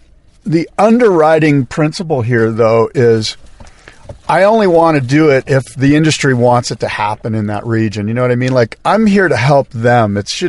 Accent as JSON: {"language": "English", "region": "California", "country": "United States", "accent": "California", "said": "my California accent is just overwhelming."}